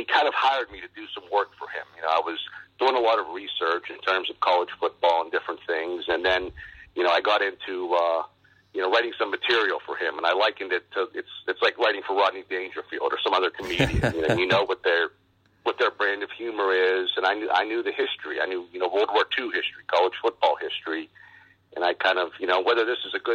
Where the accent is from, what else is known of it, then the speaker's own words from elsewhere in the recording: Export, Pennsylvania, United States; I grew up in western Pennsylvania, just outside of Pittsburgh, a small town called Export